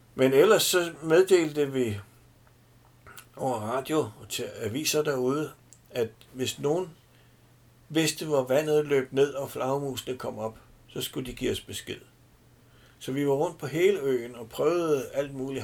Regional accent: Denmark

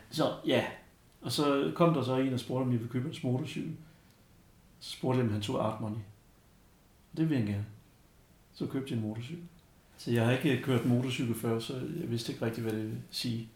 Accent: Denmark; jeg var dansker

